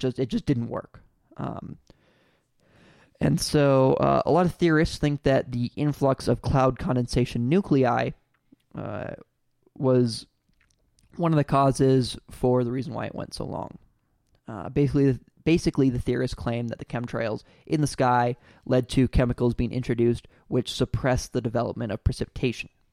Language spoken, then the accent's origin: English; California, United States; I'm from California